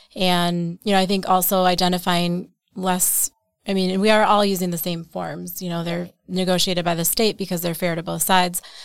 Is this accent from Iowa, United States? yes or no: no; Wausau, Wisconsin, United States; I grew up in Wausau, Wisconsin, um, okay. so central Wisconsin